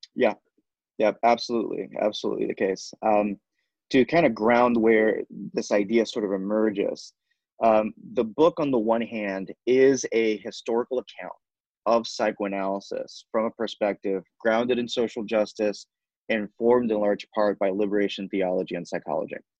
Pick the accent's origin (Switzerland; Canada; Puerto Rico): Puerto Rico; San Juan; first language Spanish; English is a second language; moved away as an adult; now in New York City, United States; I was born and raised in Puerto Rico in the metropolitan area. I came over when I was about 18 or so for college.